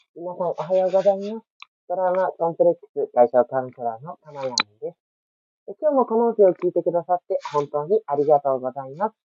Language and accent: Japanese; Fukuoka, Japan; 私は福岡に出身でございます